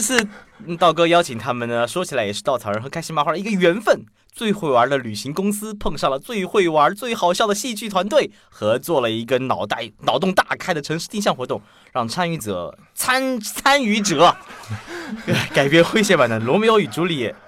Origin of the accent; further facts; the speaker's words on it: Chongqing, China; 我是重庆人